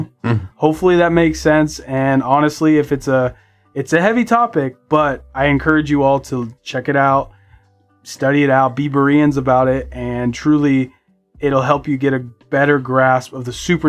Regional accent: Southern United States, United States; born there; I was born in the South.

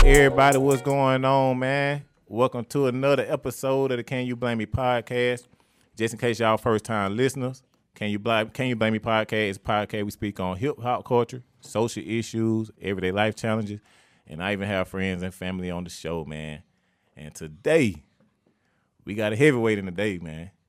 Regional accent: Atlanta, Georgia, United States; the neighborhood I was born

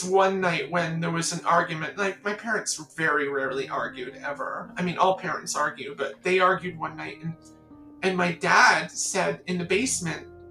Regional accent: the Catskills, New York, United States; I'm from a place you wouldn't know. Just try me." I said, "The Catskills.

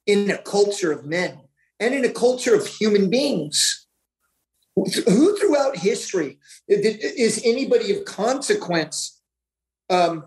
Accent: Kansas City, Missouri, United States; moved away; I'm from Kansas City, Missouri

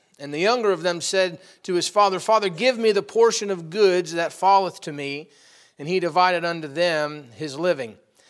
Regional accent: Watertown, New York, United States; born there; and I was born up in Watertown, New York. And, you know, my father and my mom, we were poor, very, very poor.

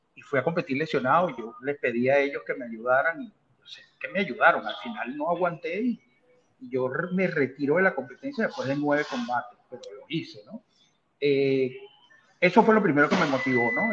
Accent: Venezuela; moved away as an adult; now in United States; fui atleta de alta competencia en mi país, como en, la esgrima, y actualmente a mi, a mi edad, pues soy un federado acá en los Estados Unidos

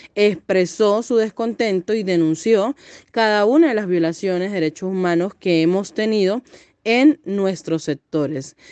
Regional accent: Venezuela; la grave situación que tenemos dentro de nuestro país

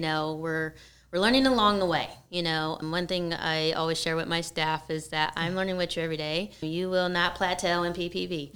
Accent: San Francisco Bay Area, California, United States; moved away as an adult; now in San Diego, United States; I'm actually from the Bay Area.

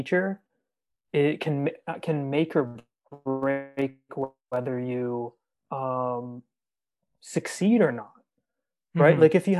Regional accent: Aurora, Ontario, Canada; I grew up in a town called Aurora

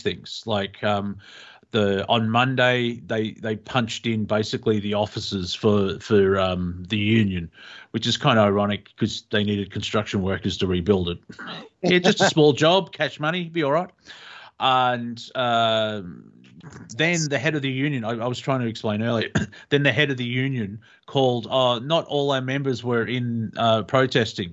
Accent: Australia; we're Australian

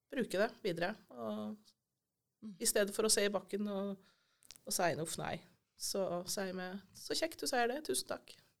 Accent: Elverum, Innlandet, Norway; moved away as an adult; now in Ryfylke, Norway; Jeg kommer fra Elverum, egentlig. Ja. Så jeg er fra dype skogene på indre Østlandet.

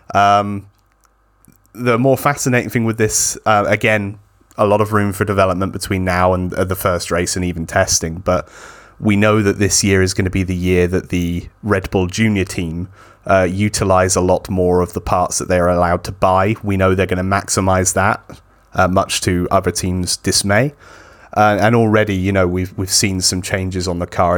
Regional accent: United Kingdom; someone who is British

